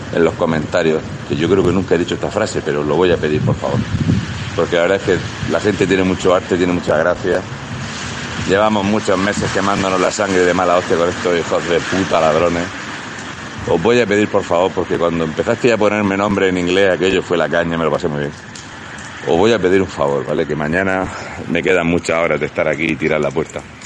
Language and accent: Spanish; Region of Murcia, Spain; somos gente de Murcia